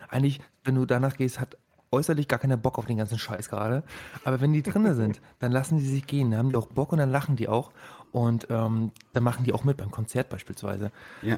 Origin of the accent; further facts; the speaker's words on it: Rostock, Mecklenburg-Vorpommern, Germany; now in Berlin, Germany; Ich bin aus Rostock hier. Ähm, ich habe mich schon so ein bisschen äh, einberlinert.